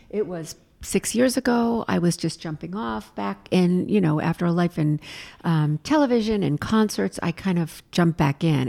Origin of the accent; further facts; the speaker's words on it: Los Angeles, California, United States; now in New York, United States; I'm from Hollywood